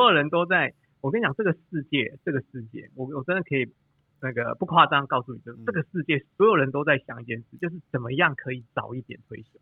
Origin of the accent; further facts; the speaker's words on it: Toufen, Miaoli County, Taiwan; 我们乡下地方啊，我住头份啊，我们乡下地方